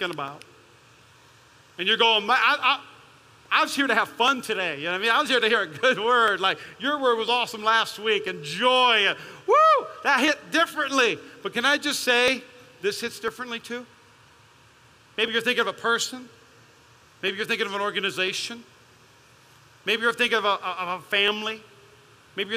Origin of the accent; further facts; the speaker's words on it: Las Vegas, Nevada, United States; I'm from East Las Vegas